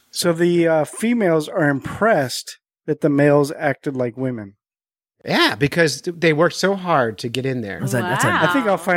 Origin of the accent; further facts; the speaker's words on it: Florida, United States; Well, most I grew up